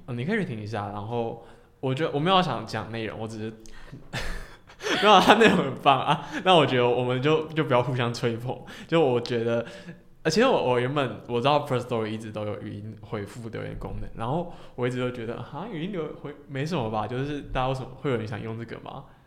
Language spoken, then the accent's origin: Chinese; Hong Kong; 因为我是香港人